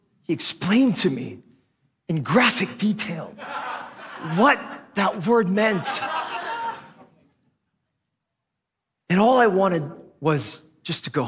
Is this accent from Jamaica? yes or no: no; Philippines; first language Tagalog; English is a second language; moved away; also born or lived in Korea (ancestry); I grew up here as a Filipino kid. I spoke Tagalog. It was my first language.